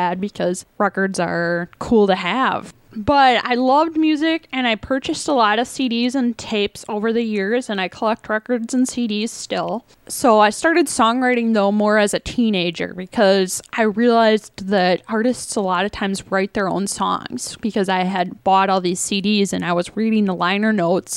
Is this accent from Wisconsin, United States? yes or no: yes; Evansville, Wisconsin, United States; also born or lived in Madison, Wisconsin / Nashville, Tennessee; I was born in Madison, Wisconsin, and then raised in Evansville, out in the country.